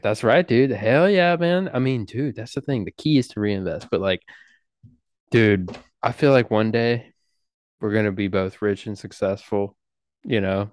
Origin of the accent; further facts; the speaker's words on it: United States; we're American